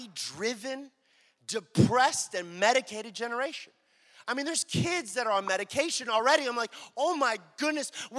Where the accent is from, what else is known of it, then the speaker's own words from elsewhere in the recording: Dallas, Texas, United States; I'm born and raised in Dallas, right? My whole life